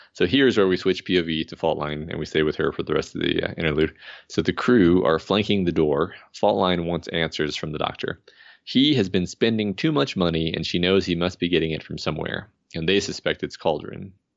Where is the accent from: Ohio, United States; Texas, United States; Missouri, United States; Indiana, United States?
Texas, United States; moved away; as a Texan